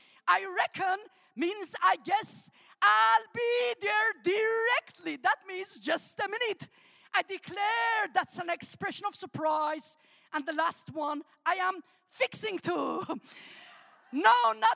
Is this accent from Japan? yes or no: no; Armenia; first language Armenian; English is a second language; also born or lived in Alabama, United States; now in United States; English is my third language. So I'm going to teach you three words in my first language, Armenian, that is spoken in the former Soviet Republic of Armenia.